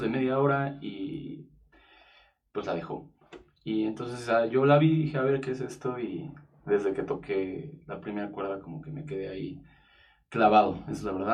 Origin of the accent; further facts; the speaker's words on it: Mexico; soy artista, cantautor mexicano y productor musical